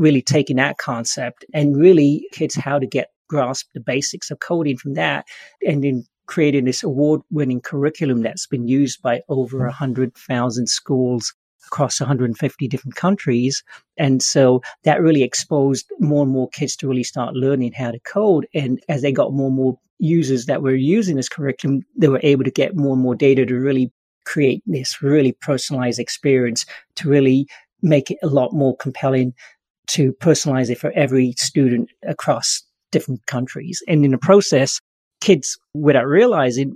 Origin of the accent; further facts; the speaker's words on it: England, United Kingdom; now in San Francisco, United States; I grew up in England, but I found my way over to Silicon Valley in San Francisco.